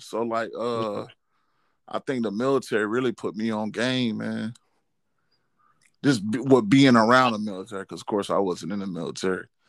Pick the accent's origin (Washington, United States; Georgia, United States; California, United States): Georgia, United States; I'm from Georgia